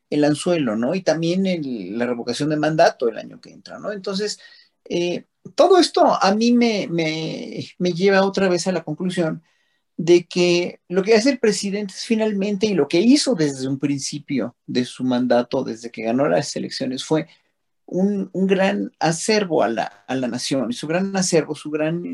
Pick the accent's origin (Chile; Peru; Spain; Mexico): Mexico; sentirnos unidos como pueblo mexicano